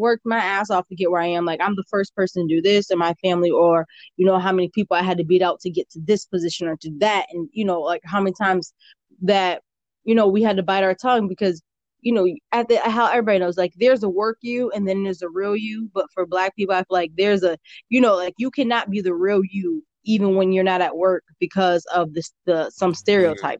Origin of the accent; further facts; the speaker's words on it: Hartford, Connecticut, United States; I grew up in Hartford